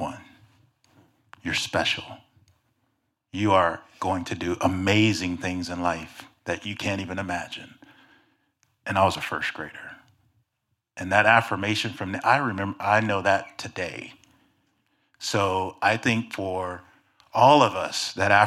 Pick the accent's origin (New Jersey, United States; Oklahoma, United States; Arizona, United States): Oklahoma, United States; Oklahoma City; growing up in Oklahoma City in the early 70s